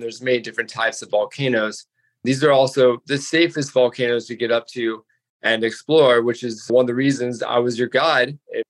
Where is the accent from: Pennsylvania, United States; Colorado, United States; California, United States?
Colorado, United States; Steamboat Springs; now in Hawaii, United States; I grew up in Steamboat Springs, Colorado. Ooh. So it is a resort town.